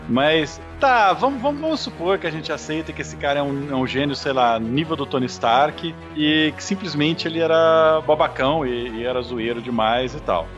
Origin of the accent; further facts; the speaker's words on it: Brazil; nós que somos brasileiros